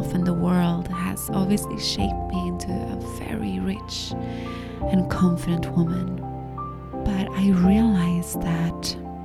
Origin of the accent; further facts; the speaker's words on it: Gothenburg, Västra Götaland, Sweden; moved away as an adult; also born or lived in Finland; although I was born in Finland, I grew up in and around this city of Gothenburg.